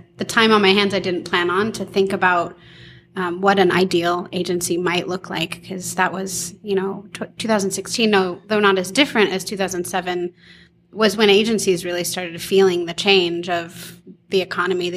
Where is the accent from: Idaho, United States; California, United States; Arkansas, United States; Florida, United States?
California, United States; Huntington Beach; moved away as an adult; also born or lived in San Fernando Valley, California; now in Portland, United States; I grew up in Huntington Beach, California, Surf City, USA